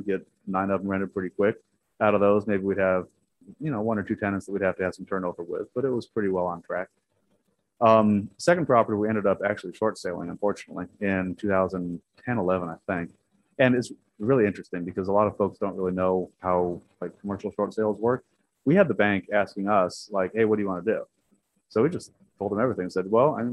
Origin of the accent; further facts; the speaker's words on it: San Diego, California, United States; moved away as an adult; now in Dallas, United States; I'm from San Diego